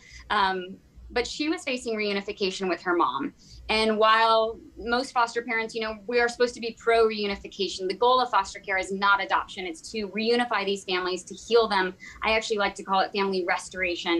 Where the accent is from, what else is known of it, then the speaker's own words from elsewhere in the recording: Virginia, United States; I grew up in the Bible Belt in Virginia